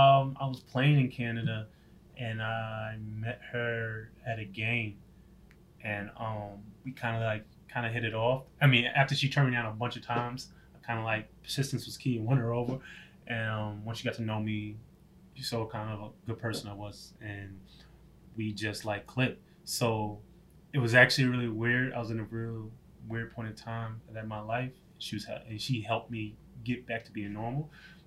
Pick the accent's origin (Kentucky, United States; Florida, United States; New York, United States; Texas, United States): New York, United States; Yeah, I'm definitely a different person than I was when I grew up in New York.